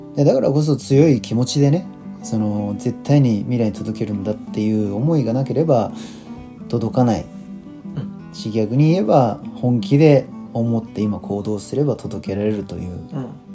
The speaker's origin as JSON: {"language": "Japanese", "country": "Japan", "said": "我々日本人としては"}